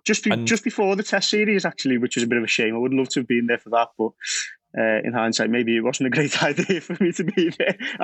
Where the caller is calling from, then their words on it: Auvergne-Rhône-Alpes, France; Not quite the Amazon. I'm in the Alps at the moment in France, not too far away from Switzerland.